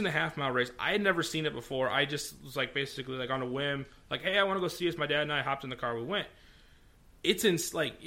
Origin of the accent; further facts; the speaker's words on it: United States; we're from the Clinton Fulton area